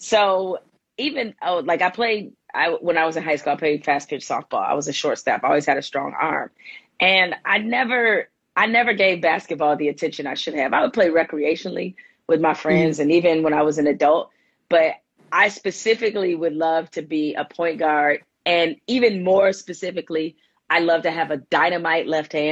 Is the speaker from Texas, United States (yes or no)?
no; Detroit, Michigan, United States; I'm originally from Detroit, the 313.